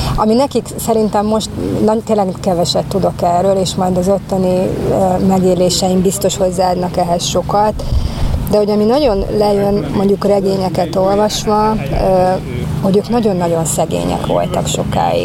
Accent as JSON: {"language": "Hungarian", "country": "Hungary", "said": "hogyan leszek én a magyarságommal ott kint, ahol, ahol éppen nem a magyar környezetemben vagyok"}